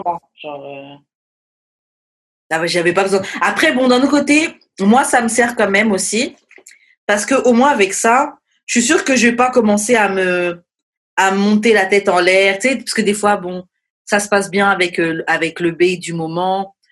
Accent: France; je suis française

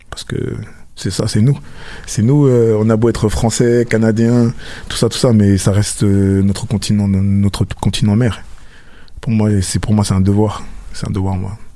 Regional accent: Cameroon; Petite anecdote, c'est que chez nous, au Cameroun, on a pratiquement tout, on a Carrefour, Super U, tous ces trucs-là.

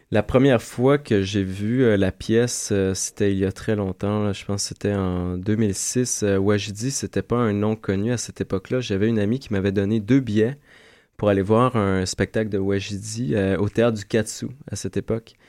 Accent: Quebec, Canada; j'ai vraiment défini mon identité en tant que Québécois

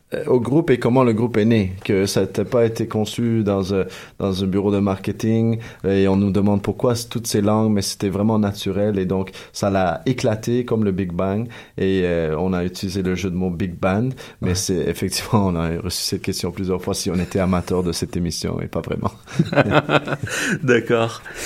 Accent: Chile; moved away; je viens du Chili

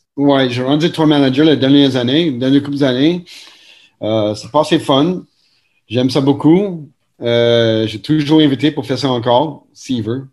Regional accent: Montreal, Quebec, Canada; nous sommes natifs de Montréal, NDG, ici

